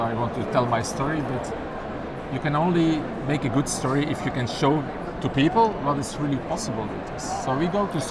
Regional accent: Belgium; from Belgium

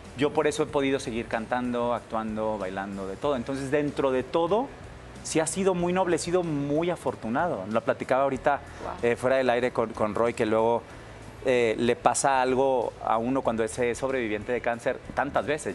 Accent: Monterrey, Nuevo León, Mexico; moved away as an adult; also born or lived in New York; yo soy norteño, soy regio

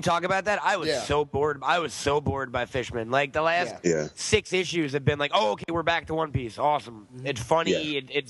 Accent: New York, United States; now in Los Angeles, United States; I'm from New York originally. Now I'm out here.

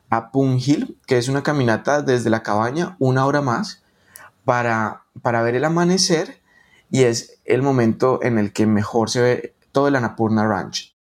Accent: Colombia; yo soy colombiano, soy bayuno.

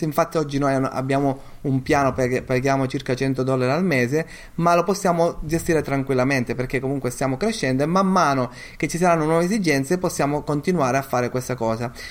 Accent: Sicily, Italy; io sono siciliano, eh, mia moglie è anche, an-, anche lei lo è

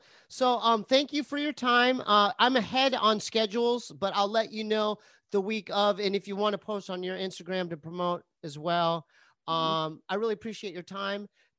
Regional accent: San Diego, California, United States; even though I'm from San Diego, I already knew, Arroyo, I already knew your school colors.

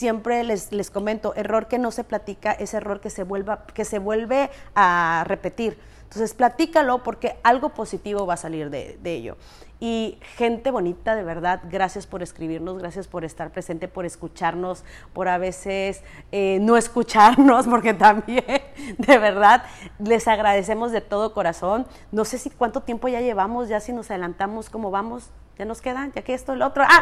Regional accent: Chinameca, Veracruz, Mexico; now in Riviera Maya, Mexico; De la ciudad de la carne de, Chinameca, Minatitlán, Veracruz.

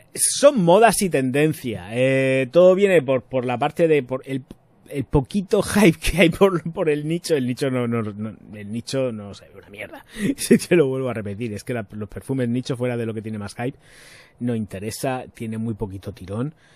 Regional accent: Region of Murcia, Spain; soy de Murcia

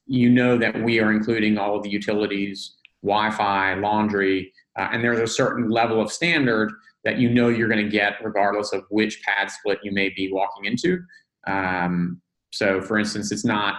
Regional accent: New Orleans, Louisiana, United States; moved away as an adult; also born or lived in Northeast United States; now in Atlanta, United States; I grew up in New Orleans, actually. So I lived there until

